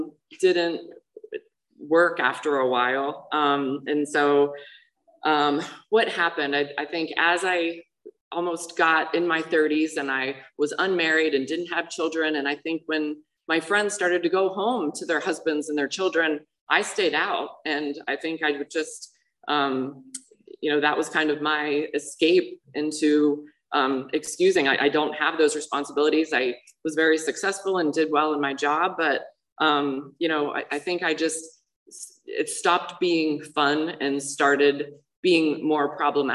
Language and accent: English; Pittsburgh, Pennsylvania, United States; I grew up in Pittsburgh, Pennsylvania, normal family